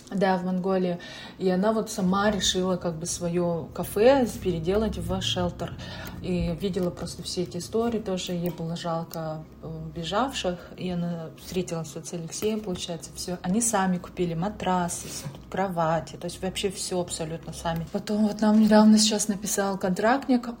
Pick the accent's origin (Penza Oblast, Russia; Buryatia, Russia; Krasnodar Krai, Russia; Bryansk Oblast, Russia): Buryatia, Russia; also born or lived in Saint Petersburg; now in United States; я вот из Бурятии